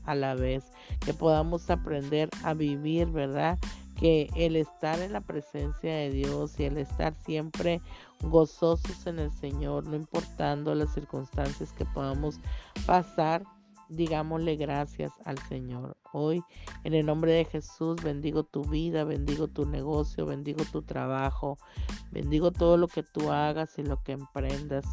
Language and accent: Spanish; Tapachula, Chiapas, Mexico; moved away as an adult; vengo de Tapachula, Chiapas